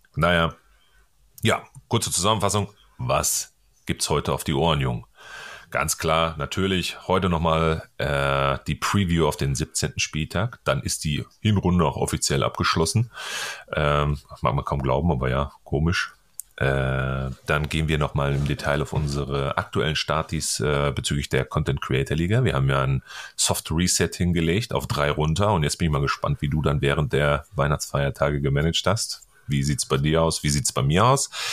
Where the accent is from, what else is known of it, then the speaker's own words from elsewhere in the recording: North Rhine-Westphalia, Germany; ich komme ja aus Ostwestfalen hier